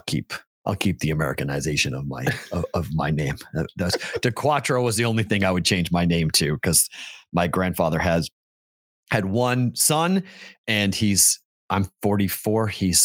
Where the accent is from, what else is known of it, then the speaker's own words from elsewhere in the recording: Boston, Massachusetts, United States; moved away as an adult; also born or lived in the South / the Midwest; But see, in Boston, we know. In Boston, you do that, you get punched.